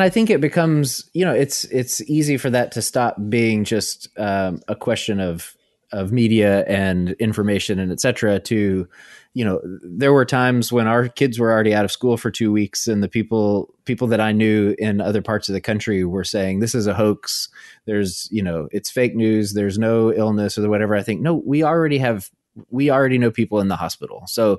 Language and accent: English; Arkansas, United States; So I grew up in Arkansas in a small town, and you know, the distinction between rural and small town is sometimes a matter of degrees, right?